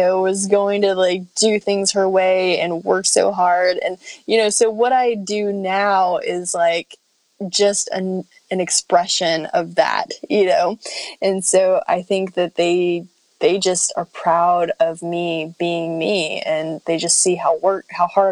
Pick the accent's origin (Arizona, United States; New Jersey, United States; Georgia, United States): Arizona, United States; Phoenix; accent: Western; also born or lived in New York; now in Texas, United States; I grew up in Phoenix.